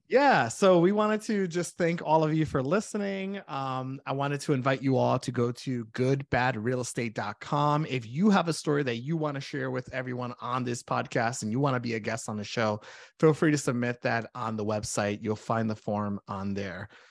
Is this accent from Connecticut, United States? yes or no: yes; Connecticut, United States; moved away as an adult; now in Saint Cloud, United States; I am originally from Connecticut